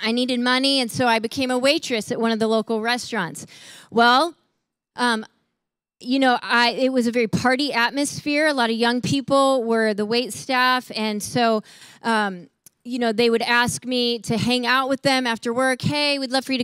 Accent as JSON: {"language": "English", "town": "Chicago", "region": "Illinois", "country": "United States", "tie": "born or raised there", "said": "I grew up in Chicago, and so we're in Chicago"}